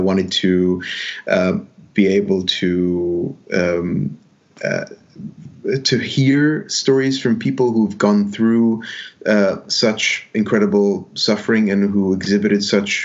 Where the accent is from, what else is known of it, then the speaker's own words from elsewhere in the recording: Dubai, United Arab Emirates; also born or lived in Alexandria, Egypt / Sharjah, United Arab Emirates; I grew up in Dubai